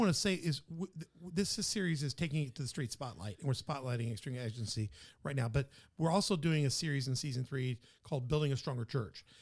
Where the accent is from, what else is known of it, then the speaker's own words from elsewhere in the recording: Memphis, Tennessee, United States; now in Southern Illinois, United States; my hometown's Memphis